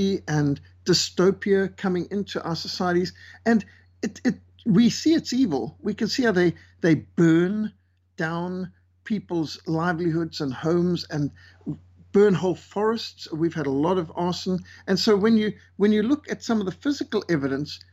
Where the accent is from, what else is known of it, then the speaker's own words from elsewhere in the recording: Zimbabwe; also born or lived in Cape Town, South Africa; I was born in Cape Town, raised in Rhodesia, went through the Rhodesian War